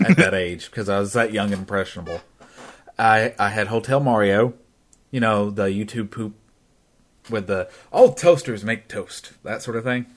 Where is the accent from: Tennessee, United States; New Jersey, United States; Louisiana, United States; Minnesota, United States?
Tennessee, United States; I'm from Tennessee